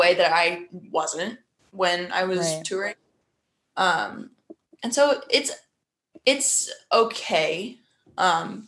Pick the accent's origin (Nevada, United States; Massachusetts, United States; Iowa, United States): Iowa, United States; Des Moines; I'm from Des Moines, Iowa. Caroline and I grew up as next door neighbors